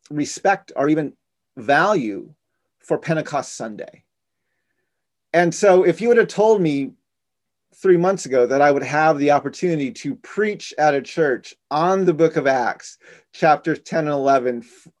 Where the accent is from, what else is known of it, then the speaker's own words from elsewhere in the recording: Navajo Nation, United States; now in Washington, D.C., United States; in our Navajo culture, we're matrilineal